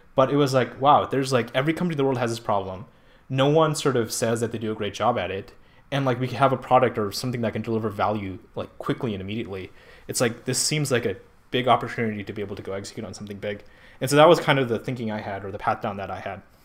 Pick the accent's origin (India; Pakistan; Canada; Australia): Pakistan; moved away as an adult; now in California, United States; I'm from Pakistan